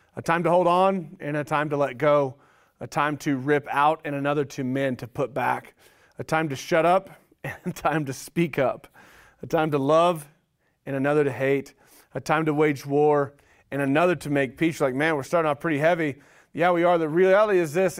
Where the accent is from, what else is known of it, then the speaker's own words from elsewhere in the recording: Oklahoma, United States; moved away; growing up, I grew up in Oklahoma